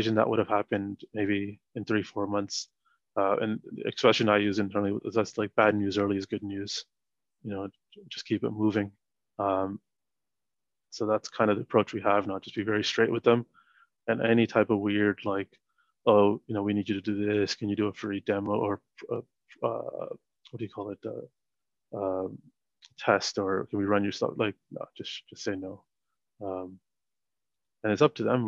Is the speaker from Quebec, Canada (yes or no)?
no; Toronto, Ontario, Canada; moved away as an adult; also born or lived in Sri Lanka / Montreal, Canada; now in United Kingdom; I'm from Toronto and all my close friends are in Toronto.